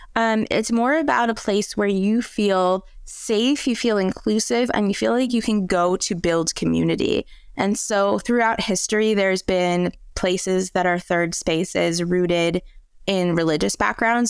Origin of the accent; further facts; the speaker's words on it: outside of Detroit, Michigan, United States; accent: American; moved away as an adult; also born or lived in Spain / France; now in Europe; growing up outside of Detroit